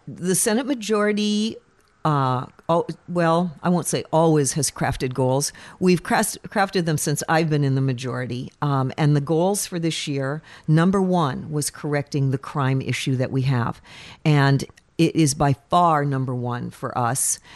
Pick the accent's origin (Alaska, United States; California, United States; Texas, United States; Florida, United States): Alaska, United States; Fairbanks; Born and raised in Fairbanks